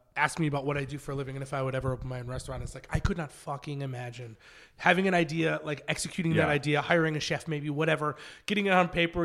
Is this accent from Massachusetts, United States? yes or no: no; near Watertown, upstate New York, United States; moved away as an adult; now in Los Angeles, United States; I was originally from a really small town in upstate New York.